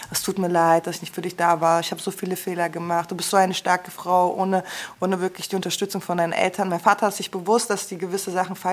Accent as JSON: {"language": "German", "town": "Frankfurt", "region": "Hesse", "country": "Germany", "said": "Ja, wir sind schon ein bisschen anders. Vor allem als Frankfurterin dann auch noch, ne?"}